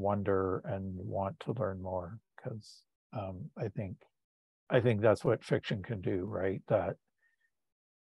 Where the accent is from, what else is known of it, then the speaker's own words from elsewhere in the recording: Tillsonburg, Ontario, Canada; I was born in Tillsonburg, Ontario